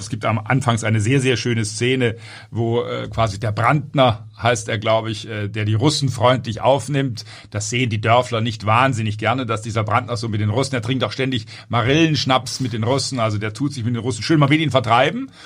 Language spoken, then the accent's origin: German; Southern Germany, Germany; Selbst ich als Süddeutscher